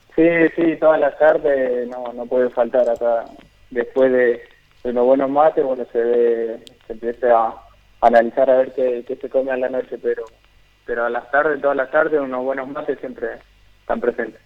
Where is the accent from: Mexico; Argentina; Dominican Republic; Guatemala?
Argentina; moved away; siendo siendo argentino